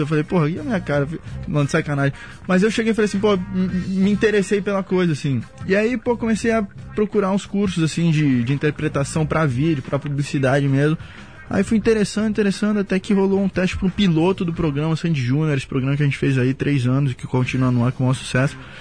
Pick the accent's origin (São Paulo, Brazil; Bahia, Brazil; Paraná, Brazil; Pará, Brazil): São Paulo, Brazil; Santos; moved away; canal 1 ali, pia. Nasci e criei ali